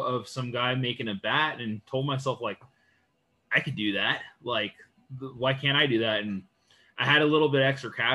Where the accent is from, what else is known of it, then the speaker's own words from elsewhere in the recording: San Pedro, California, United States; I'm from Southern California, born and raised in San Pedro, California